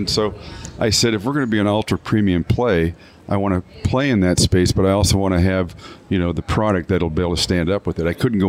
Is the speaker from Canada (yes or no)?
yes; Canada; now in Michigan, United States; even though I'm a Canadian by birth